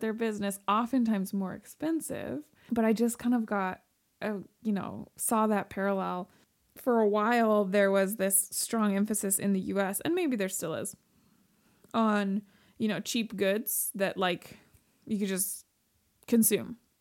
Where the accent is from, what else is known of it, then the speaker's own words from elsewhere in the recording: Pacific Northwest, United States; born and raised in the West, like the Pacific Northwest